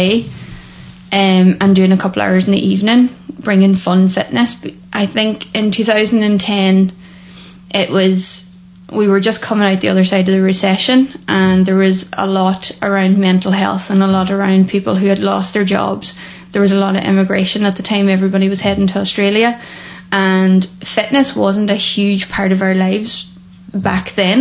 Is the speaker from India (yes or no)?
no; Annagry, Ulster, Ireland; also born or lived in Loughanure / Falcarragh; I'm originally from Anagra, so right in west